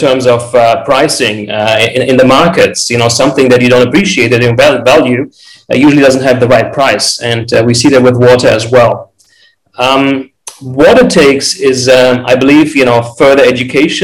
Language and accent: English; Frankfurt, Hesse, Germany; now in Los Angeles, United States; I'm originally from Frankfurt, Germany. I now reside in Los Angeles, California.